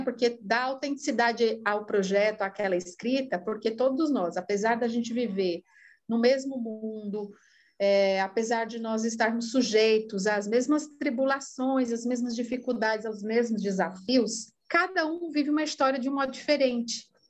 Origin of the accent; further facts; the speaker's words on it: Ceará, Brazil; also born or lived in São Paulo; Eu sou paulistana de nascimento, é, cearense de criação e italiana de coração